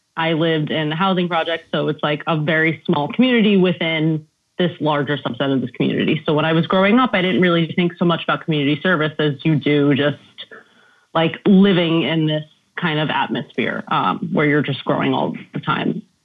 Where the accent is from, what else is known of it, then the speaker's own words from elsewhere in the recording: New York City, New York, United States; also born or lived in Yonkers; I'm from the Bronx